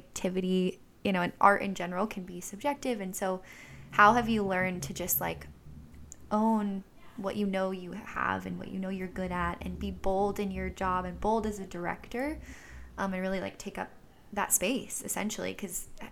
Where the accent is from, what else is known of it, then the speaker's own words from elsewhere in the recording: Orange County, California, United States; I'm from Orange County